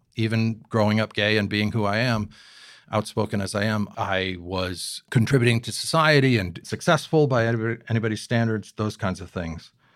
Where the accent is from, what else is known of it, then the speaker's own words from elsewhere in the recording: Newport, Rhode Island, United States; I grew up here in Newport